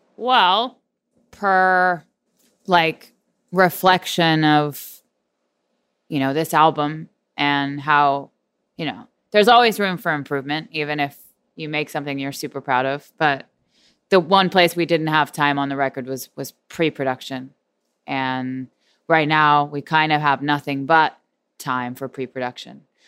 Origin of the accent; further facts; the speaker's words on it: Houston, Texas, United States; We are from Houston